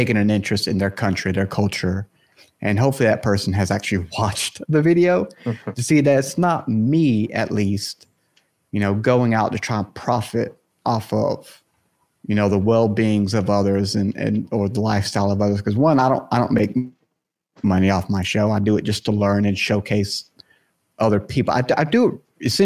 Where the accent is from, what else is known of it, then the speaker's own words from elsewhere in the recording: South Carolina, United States; I'm from the States as well, like you guys, and I'm South Carolina